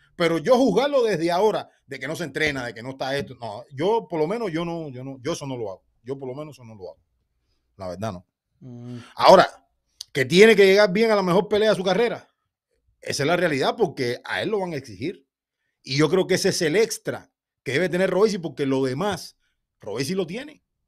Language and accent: Spanish; Cuba; Yo como cubano